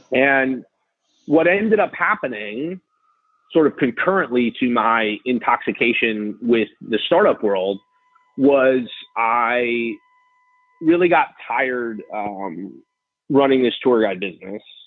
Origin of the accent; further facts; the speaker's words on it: New York City, New York, United States; I grew up in New York City